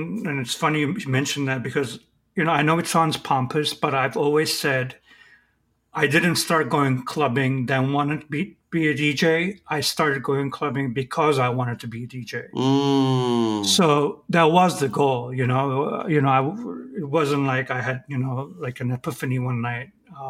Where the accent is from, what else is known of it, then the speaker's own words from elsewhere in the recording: Istanbul, Turkey; born there; I was born in Istanbul, which is another, you know, crowded city.